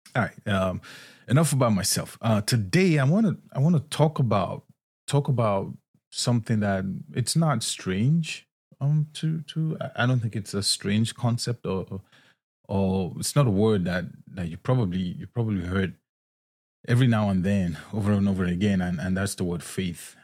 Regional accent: Nigeria; moved away as an adult; also born or lived in Scotland; now in United States; I was born and raised in Nigeria

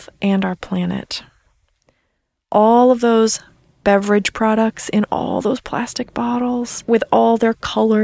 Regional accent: East Coast, United States; moved away; I'm from the East Coast, so I say soda

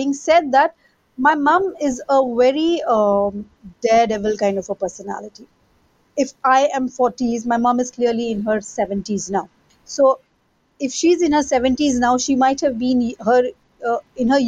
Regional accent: Bangalore, Karnataka, India; I hail from South India, Bangalore.

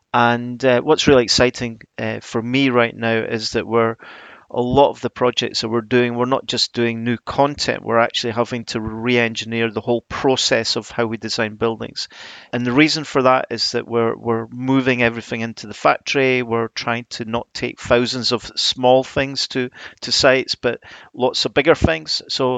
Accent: Edinburgh, Scotland, United Kingdom; now in South of England; Well, yeah, I was brought up in Edinburgh. I studied at the Macintosh, but I've obviously been down south for a while now. It's probably softened my accent a little bit

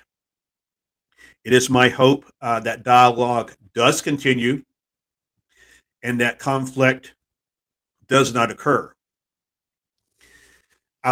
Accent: Texas, United States; my home state

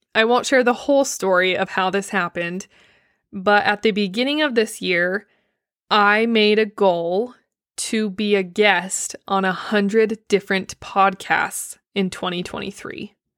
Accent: Blanding, Utah, United States; moved away; my hometown, Blanding

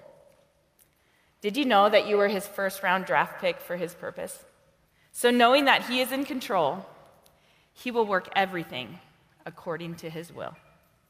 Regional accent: Montana, United States; moved away as an adult; also born or lived in North Dakota / South Dakota / Marshall Islands; now in Washington, United States; I was born in North Dakota. I was raised in the great state of Montana.

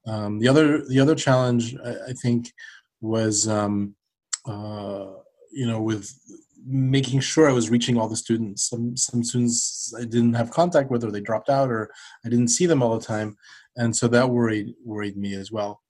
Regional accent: New York, United States; now in Norfolk, United States; I grew up in New York, but I went to a, a French lycée until I was about 16

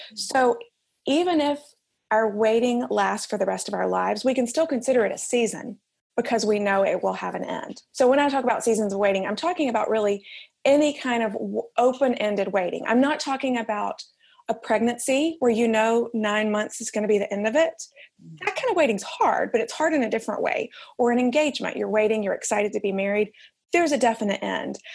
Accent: Alabama, United States; moved away as an adult; also born or lived in New York; now in Manhattan, United States; I am from Alabama originally. You can probably tell I don't sound like I'm from New York

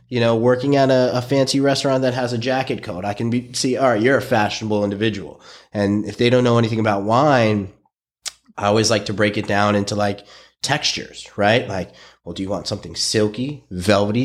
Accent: New York City, New York, United States; I was a kid from Brooklyn.

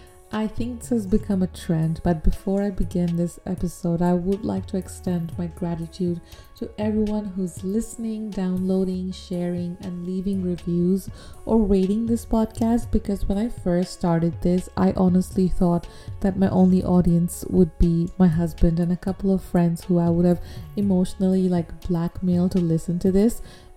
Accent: United Arab Emirates; growing up in Dubai, even though you're Bangladeshi, I feel like there are some very distinct cultural differences

